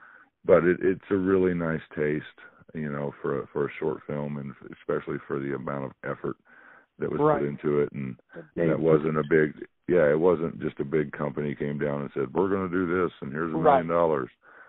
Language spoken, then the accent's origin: English; Springfield, United States; I'm more of an import here. I'm from Springfield, but where I live here, if you're not from here, you're an import.